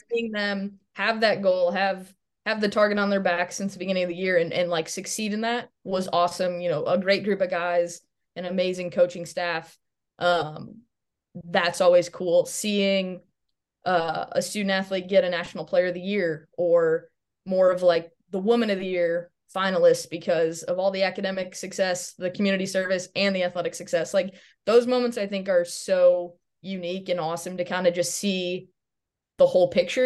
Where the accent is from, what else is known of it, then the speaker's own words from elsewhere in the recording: Chicago, Illinois, United States; moved away as an adult; also born or lived in Dubuque, Iowa; growing up in Chicago